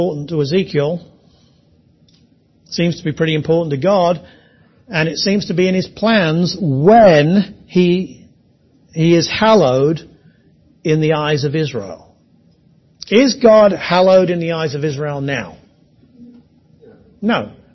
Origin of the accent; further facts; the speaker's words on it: England, United Kingdom; I am English